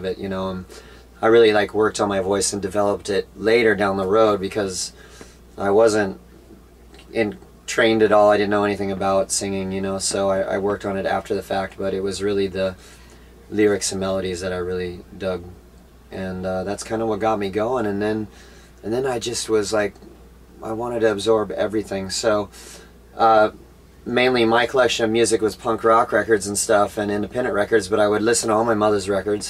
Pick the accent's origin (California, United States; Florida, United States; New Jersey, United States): California, United States; Orange County; I grew up in Orange County, California